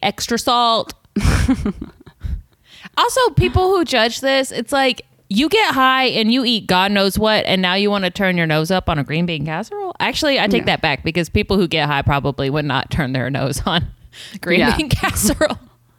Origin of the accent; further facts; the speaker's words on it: the South, United States; we're from the South. We're from different parts of the South.